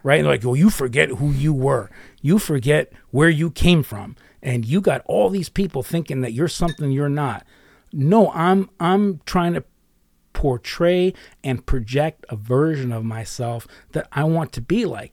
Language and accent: English; United States; I'm from America